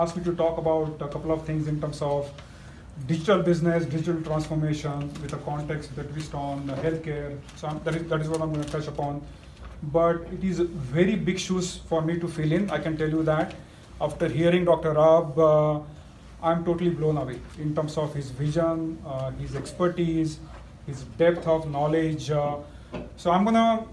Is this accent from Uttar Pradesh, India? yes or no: no; Mumbai, Maharashtra, India; moved away; I hail from small town in India. I grew up in Mumbai, a small town which is right next to the third largest slum in the world